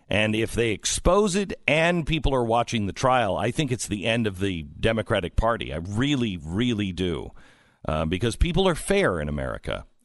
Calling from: Utah, United States; I'm calling from Utah. Romney country.

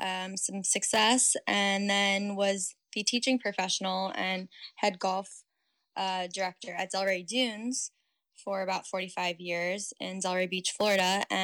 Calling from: St Andrews, Scotland, United Kingdom; I'm currently in my flat in St. Andrews, Scotland, looking out at the Firth of Forth, part of the North Sea, and the Old Course.

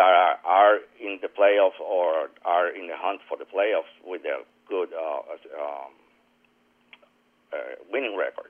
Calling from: Puerto Rico

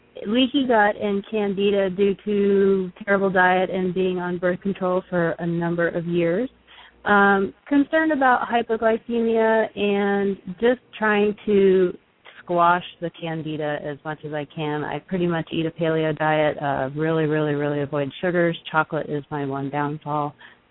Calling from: North Carolina, United States; in North Carolina.

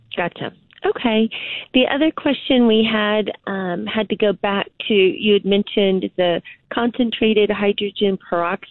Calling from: Concan, Texas, United States; I'm calling from Concan

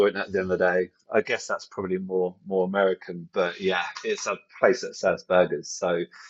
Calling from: Windsor, South East England, United Kingdom; So I'm just around the corner from Windsor, actually. So I'm at home from Windsor.

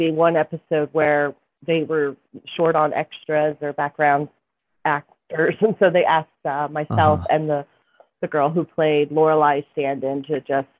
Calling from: Conshohocken, Pennsylvania, United States; From my work in Conshohocken, Pennsylvania.

